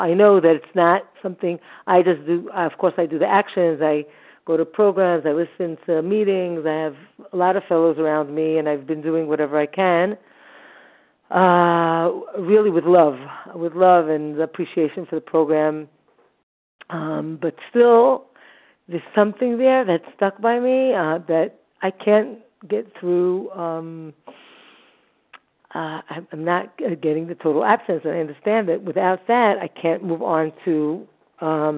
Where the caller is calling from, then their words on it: Jerusalem, Jerusalem District, Israel; I'm calling from Jerusalem, Israel.